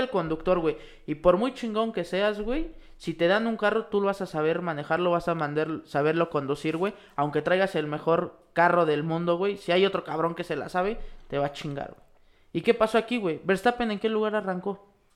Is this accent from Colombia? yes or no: no; Mexico; para nosotros como mexicanos